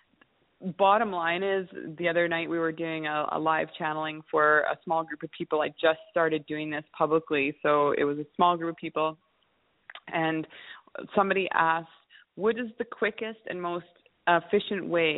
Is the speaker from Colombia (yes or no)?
no; Kamloops, British Columbia, Canada; I'm a landscaper from Kamloops, British Columbia